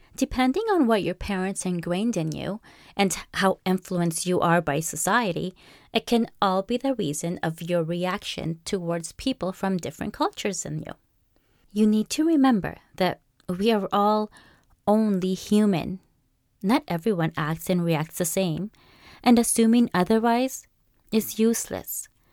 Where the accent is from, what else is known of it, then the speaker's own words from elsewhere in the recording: Canada; also born or lived in Peru; I was born in Peru my childhood, starting at the age of five, that is, to early teens, was lived here in Canada, while my mid teens and early adult life was lived in Peru